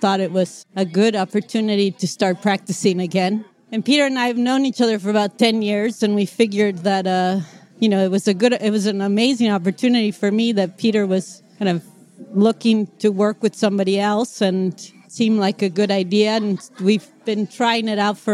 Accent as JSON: {"language": "English", "region": "Mexico City", "country": "Mexico", "tie": "born or raised there", "moved": "as an adult", "lives_now": "United States", "said": "I'm from Mexico City originally, grew up there, came to the U.S. to go to college"}